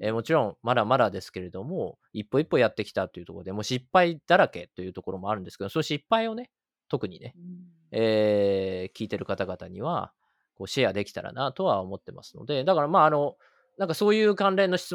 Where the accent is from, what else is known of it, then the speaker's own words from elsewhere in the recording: Japan; moved away as an adult; now in United States; 僕自身は日本で育って大学卒業して、海外とのつながりなんてほぼ海外旅行ぐらいしかなくて、